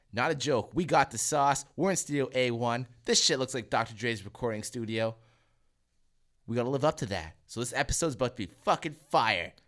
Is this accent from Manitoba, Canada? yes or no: yes; Selkirk, Manitoba, Canada; from where I'm from, fucking Selkirk